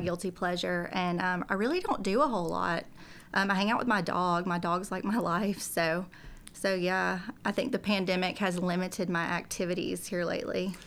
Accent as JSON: {"language": "English", "region": "South Georgia", "country": "United States", "moved": "as an adult", "lives_now": "Tennessee, United States", "said": "I'm from South Georgia originally"}